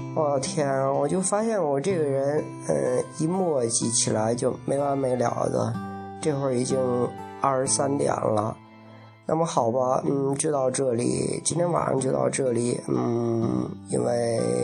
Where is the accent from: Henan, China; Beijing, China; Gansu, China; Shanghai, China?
Henan, China; Lingbao; accent: Lingbao dialect; 因为我来自河南灵宝，我用我们家乡的灵宝话给他念了一段儿